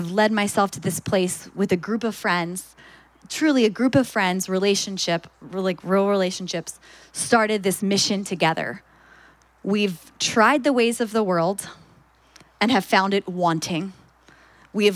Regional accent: Philadelphia, Pennsylvania, United States; I'm from Philadelphia

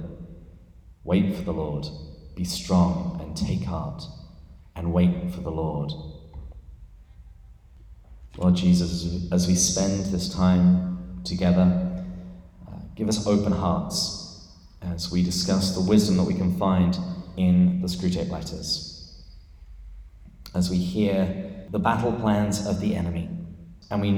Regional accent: England, United Kingdom; moved away as an adult; now in San Diego, United States; this is not a San Diegan accent. I am from England, but I've lived here for, I think, about 12 years now

